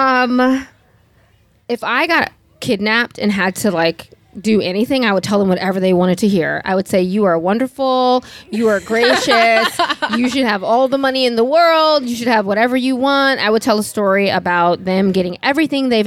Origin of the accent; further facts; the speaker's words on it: New York City, New York, United States; I'm from New York City